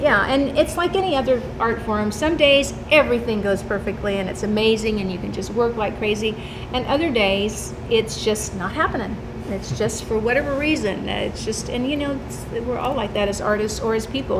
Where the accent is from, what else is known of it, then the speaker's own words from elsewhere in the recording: California, United States; moved away as an adult; I'm from California